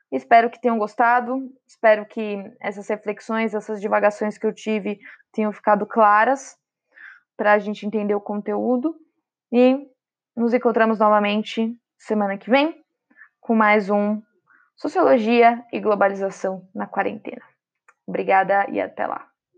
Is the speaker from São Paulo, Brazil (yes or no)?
yes; São Paulo, Brazil; Sou de São Paulo